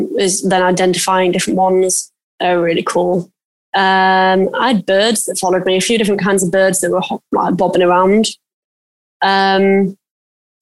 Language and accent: English; United Kingdom; I'm British